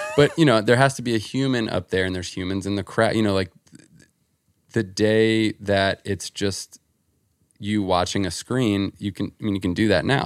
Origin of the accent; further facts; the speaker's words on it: New Jersey, United States; where I grew up in Jersey